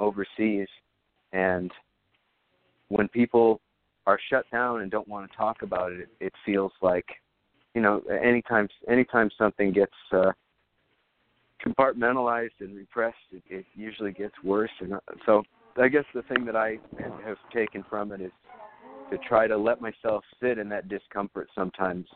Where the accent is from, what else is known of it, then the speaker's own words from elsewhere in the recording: Iowa, United States; moved away as an adult; now in New York, United States; I'm from Iowa, when I go home to Iowa, sometimes I run into past classmates who are veterans